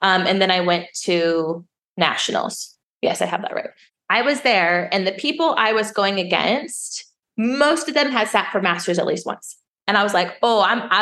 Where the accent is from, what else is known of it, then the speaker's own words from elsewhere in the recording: Colorado, United States; now in Las Vegas, United States; I grew up in Colorado. We're beer country.